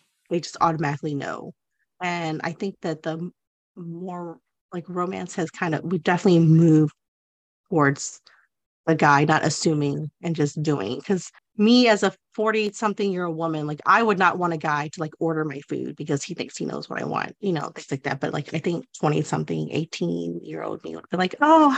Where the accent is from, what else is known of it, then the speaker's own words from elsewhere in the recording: the South, United States; growing up in the South